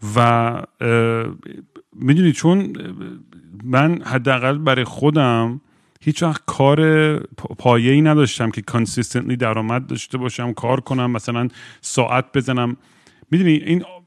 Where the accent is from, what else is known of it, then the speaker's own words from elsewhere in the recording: United States; moved away; چون شاید تو ایتیز اونجا بزرگ شدم